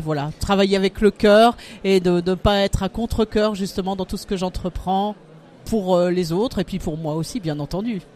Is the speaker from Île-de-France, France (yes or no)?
no; Lorraine, Grand Est, France; moved away as an adult; also born or lived in Indian Ocean; now in Le Havre, France; je suis lorraine d'origine et euh, je me suis installée au Havre il y a un peu plus de 20 ans maintenant